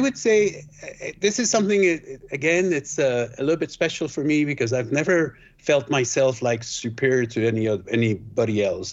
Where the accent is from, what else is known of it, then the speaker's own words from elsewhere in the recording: Switzerland; also born or lived in Guatemala; I was born in Guatemala, but raised in Switzerland.